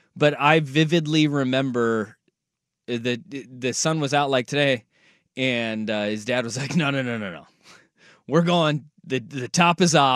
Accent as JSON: {"language": "English", "region": "Oregon", "country": "United States", "said": "I'm from Oregon."}